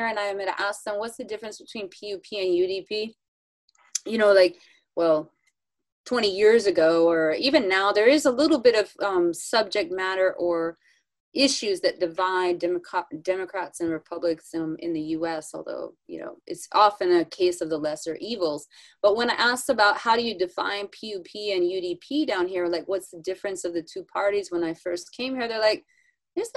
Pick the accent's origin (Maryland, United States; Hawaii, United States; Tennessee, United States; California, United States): California, United States; Northern; I'm from the Northern California, you know, kind of a hippie place